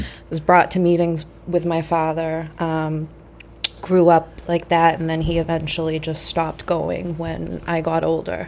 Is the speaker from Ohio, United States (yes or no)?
no; Saugus, Massachusetts, United States; also born or lived in Malden, Massachusetts; I was born in Walden, moved to Saugus when I was 10